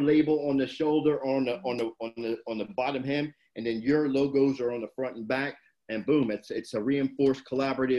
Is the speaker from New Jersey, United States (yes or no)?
yes; Camden, New Jersey, United States; now in Huntington Beach, United States; I'm born and raised in Jersey.